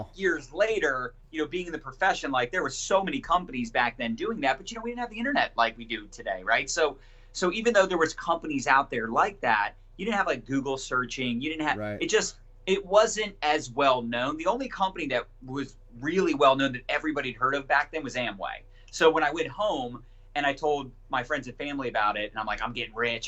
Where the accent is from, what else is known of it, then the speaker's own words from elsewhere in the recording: Annapolis, Maryland, United States; also born or lived in Howard County, Maryland / Denver; I grew up in Annapolis, Maryland, and still live in Maryland now